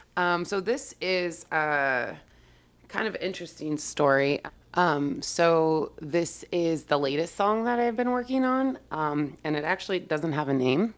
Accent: Yorba Linda, California, United States; born or raised there

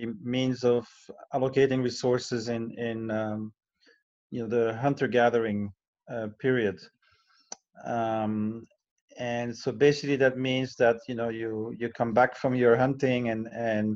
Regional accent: Brussels, Brussels-Capital Region, Belgium; moved away as an adult; now in Chiang Mai, Thailand; I'm Belgian originally, and I moved here in 2003. And, you know, but to make a living, I travel quite a bit. You know, I give lectures and workshops. And for the last 3 years, I had a 100-day contract per year in Brussels, back in my hometown

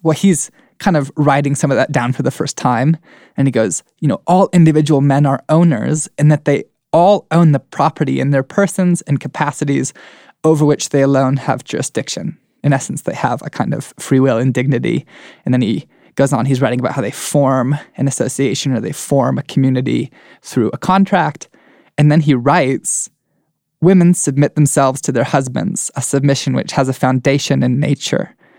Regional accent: United States

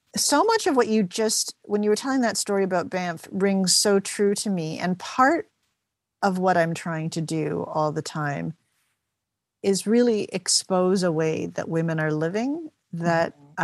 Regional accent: Toronto, Ontario, Canada; now in St. John's, Canada; I'm from Toronto

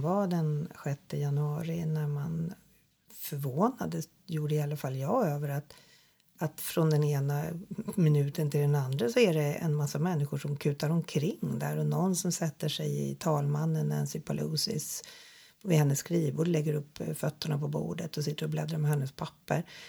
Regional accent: Sweden; vi tänker som svenskar

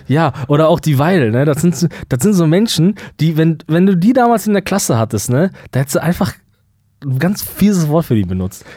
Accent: Germany; uns denn wegnehmen als Deutsche

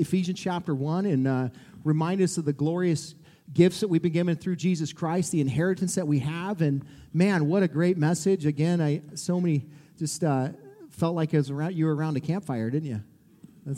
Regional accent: Montana, United States; now in Columbia, United States; I'm from Montana, so my wife had to drag me back home here

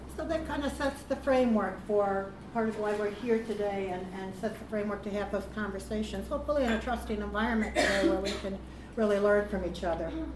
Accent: United States; accent: American; now in United Kingdom; I speak American and Scouse

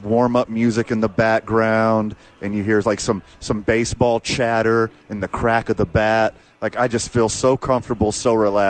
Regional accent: Texas, United States; I'm from Texas, born and raised.

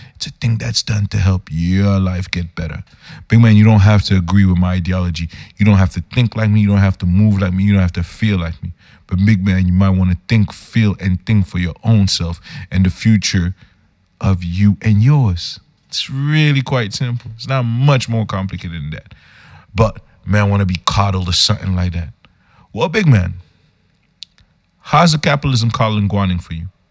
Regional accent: Yaoundé, Centre, Cameroon; I'm a youth from Yaoundé, Cameroon

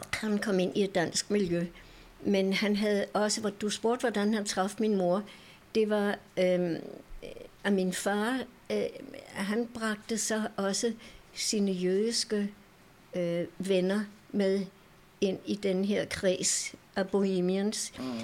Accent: Denmark; Jeg er født i Danmark i 1936

